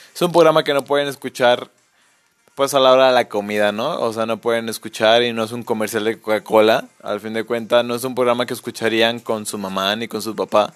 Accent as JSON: {"language": "Spanish", "country": "Mexico", "said": "somos mexicanos"}